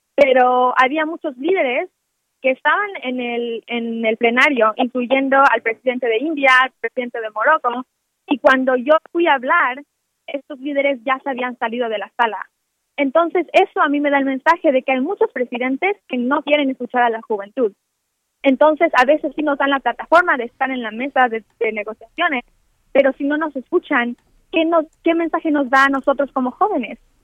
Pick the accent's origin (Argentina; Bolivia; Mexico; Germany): Mexico